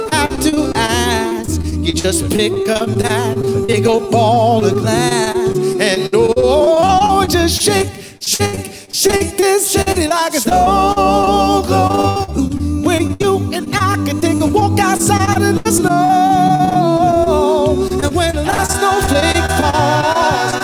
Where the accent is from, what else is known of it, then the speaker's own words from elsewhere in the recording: West Palm Beach, Florida, United States; West Palm Beach, Florida